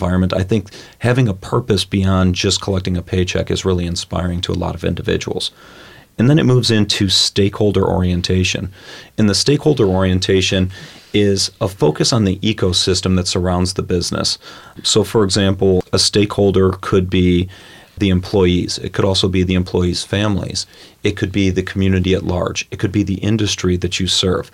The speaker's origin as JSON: {"language": "English", "town": "Cleveland", "region": "Ohio", "country": "United States", "tie": "born or raised there", "also_born_or_lived": "Columbus, Ohio", "said": "I grew up in Cleveland, Ohio."}